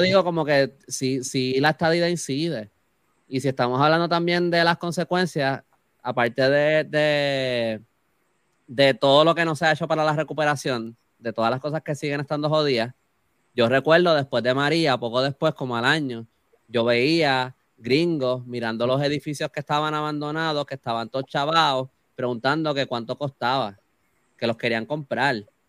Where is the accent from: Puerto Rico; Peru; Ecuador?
Puerto Rico; técnicamente somos ciudadanos americanos